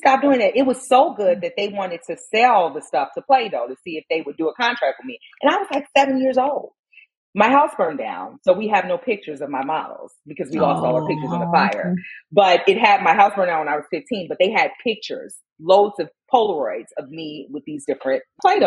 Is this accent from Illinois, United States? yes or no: yes; Chicago, Illinois, United States; growing up in Inglewood on the south side of Chicago